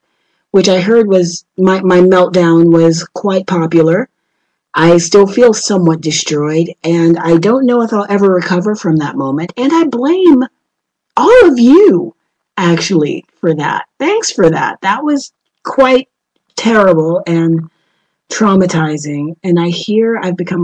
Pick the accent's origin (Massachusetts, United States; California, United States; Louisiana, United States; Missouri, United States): Louisiana, United States; New Orleans; moved away as an adult; now in Madrid, Spain; I'm from New Orleans